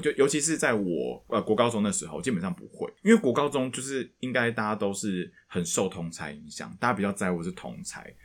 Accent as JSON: {"language": "Chinese", "country": "Taiwan", "tie": "born or raised there", "said": "我们身为一个都市的小孩，因为我们两个从小都在都市， 我们在新， 我是新竹人嘛，所以我们通常在都市长大"}